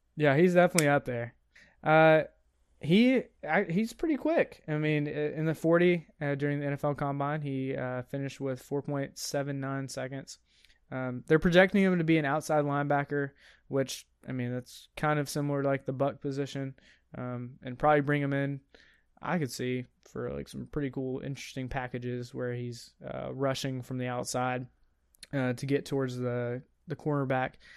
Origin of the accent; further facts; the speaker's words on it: United States; I'm American.